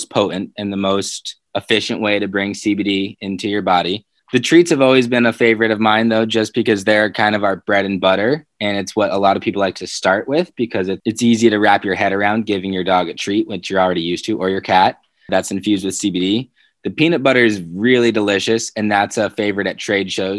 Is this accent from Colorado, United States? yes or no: yes; Colorado, United States; It's my home state